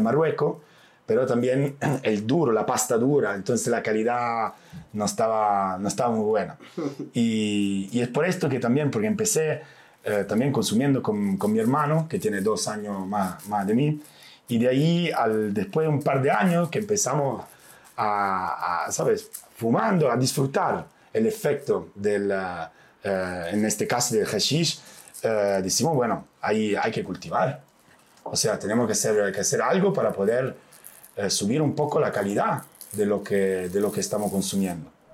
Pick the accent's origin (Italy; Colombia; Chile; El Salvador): Italy; northern Italy; Spanish is a second language; now in Amsterdam, Netherlands; soy, de Italia y llego de un pueblo, pueblo muy, muy pequeño en la montaña del norte de Italia.